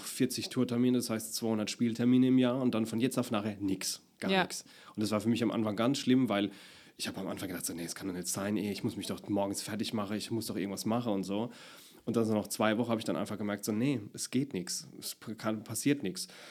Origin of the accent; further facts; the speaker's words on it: Deidesheim, Rhineland-Palatinate, Germany; accent: Palatinate; also born or lived in Baden-Württemberg; ich komme ja aus Deidesheim, also bei mir ist wirklich Deidesheim der prägnante Ort. Mhm. Die Oma ist Ur-Deidesheimerin und mein Papa ist auch von dort, meine Mama ist aus dem Ort dran. Und das meiste Leben hat sich wirklich in, in Deidesheim und Umgebung um, abgespielt